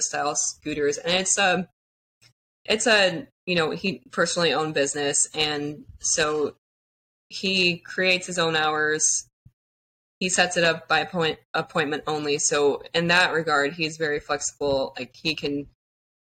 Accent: Houston, Texas, United States; moved away as an adult; I'm from Houston area in Texas

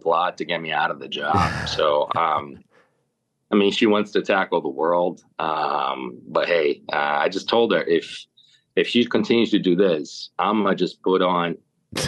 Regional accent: Curitiba, Paraná, Brazil; moved away; also born or lived in Jamestown, New York; Born and raised in Curitiba

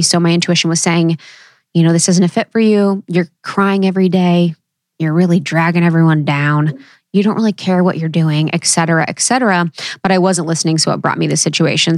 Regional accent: Ohio, United States; growing up in Ohio, no one really talked about their intuition

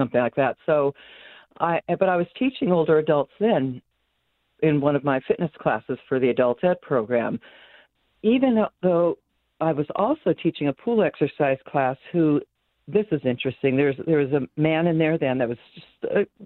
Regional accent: Santa Barbara, California, United States; I'm born and raised in Santa Barbara, fortunate to have that be the place I grew up

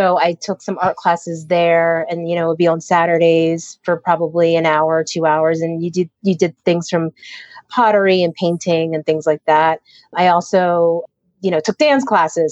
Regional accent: Harrisburg, Pennsylvania, United States; I grew up in Pennsylvania, in central Pennsylvania, in the capital called Harrisburg

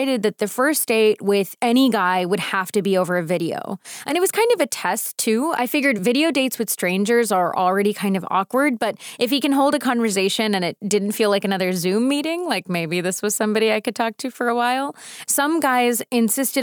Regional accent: United States; also born or lived in North Carolina / East Coast; now in California, United States; I grew up American on McDonald's Happy Meals

